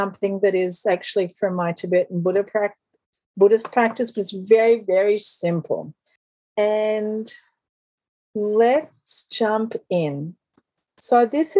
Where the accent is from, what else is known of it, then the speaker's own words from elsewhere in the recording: Australia; I'm Australian